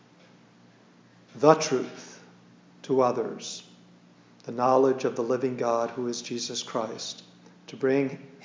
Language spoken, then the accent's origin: English; Wilmington, North Carolina, United States; also born or lived in Schenectady, New York; when I was five, when we moved from Schenectady, New York, to Wilmington, North Carolina, which is my home now